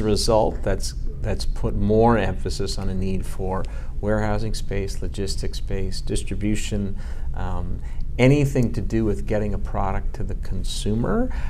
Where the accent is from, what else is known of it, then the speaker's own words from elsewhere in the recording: Montreal, Quebec, Canada; I'm a Montrealer, born and bred. I grew up. Uh, I grew up in Montreal.